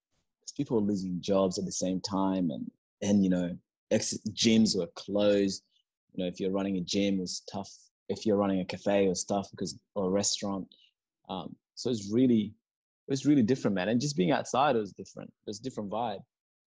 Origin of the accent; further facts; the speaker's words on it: Perth, Western Australia, Australia; I'm not even gonna lie. I'm from Perth. I don't even like the cold.